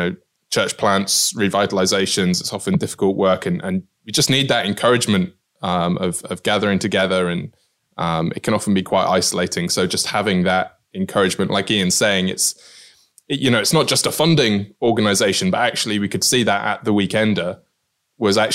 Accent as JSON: {"language": "English", "town": "Cheltenham", "region": "South West England", "country": "United Kingdom", "tie": "born or raised there", "also_born_or_lived": "Aberdeen", "moved": "yes", "lives_now": "Middlesbrough, United Kingdom", "said": "I grew up in Cheltenham, which is a very kind of very, very different place to Middlesbrough."}